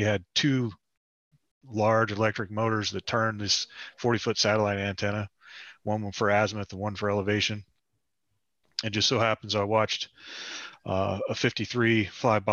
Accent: Parkersburg, West Virginia, United States; moved away as an adult; I'm originally from Parkersburg, West Virginia. I was born and raised there.

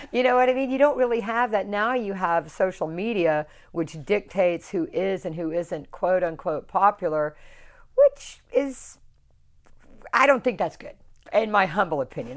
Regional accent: South Carolina, United States; moved away; I grew up in South Carolina.

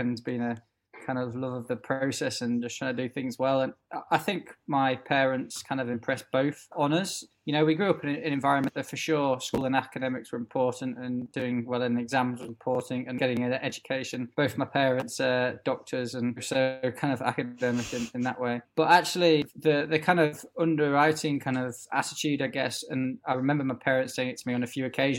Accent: Yorkshire and the Humber, United Kingdom; being a Yorkshireman

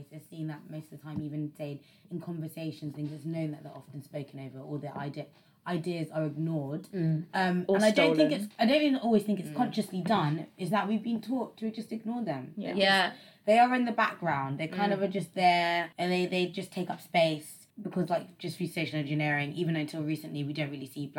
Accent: United Kingdom; we're British

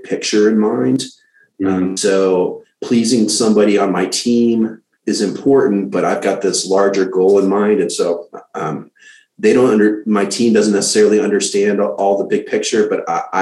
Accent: St. Louis, Missouri, United States; now in Austin, United States; I'm from St. Louis

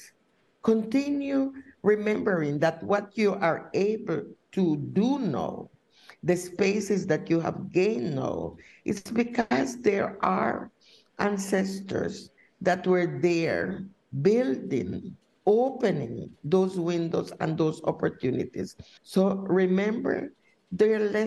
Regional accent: Wangki River, Mosquito Coast, Nicaragua; I was born in the Huanqui River. This is a river that borders Honduras and Nicaragua. So it was something that we call the Mosquito Coast

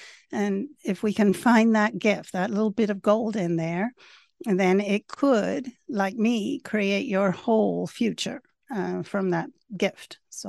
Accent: Venezuela; also born or lived in England / Caracas; So I was born in England, but when we were 3 years old, my father worked for Shell Oil. So we moved to Venezuela. And I grew up in a small town in Venezuela.

